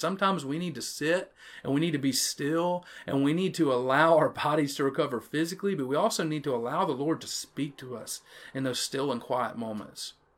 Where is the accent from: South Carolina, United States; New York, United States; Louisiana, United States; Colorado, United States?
Louisiana, United States; Chatham; accent: Jackson Parish pronunciation; I'm from Chatham, Louisiana, a little one stoplight town in the middle of nowhere